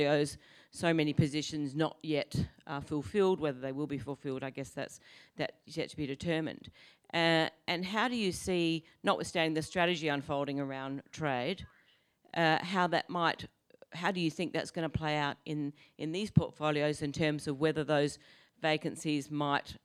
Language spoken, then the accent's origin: English; Australia; I'm from Australia